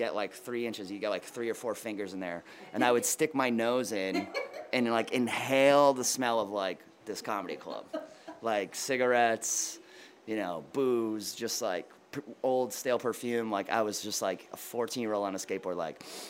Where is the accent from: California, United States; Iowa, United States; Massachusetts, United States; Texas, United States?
Massachusetts, United States; Boston; moved away as an adult; also born or lived in New York; now in Boston, United States; I grew up in Boston, and I moved back to Boston when I was 26 years old, after moving away when I was, like, 18